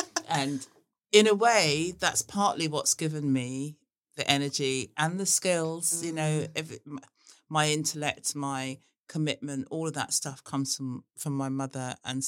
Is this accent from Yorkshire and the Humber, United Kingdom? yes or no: no; Worthing, South East England, United Kingdom; even as a child living in Worthing in Sussex, where nobody had ever heard my name before.